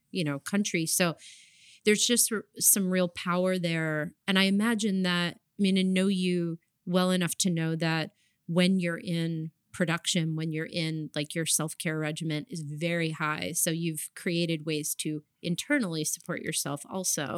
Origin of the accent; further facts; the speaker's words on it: New Jersey, United States; moved away as an adult; also born or lived in New York; I grew up in New Jersey.